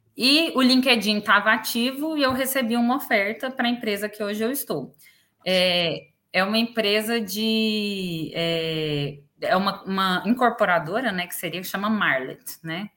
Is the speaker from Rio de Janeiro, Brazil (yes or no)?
no; Goiás, Brazil; moved away as an adult; now in Dublin, Ireland; Sou goiana, né? Vim do Brasil.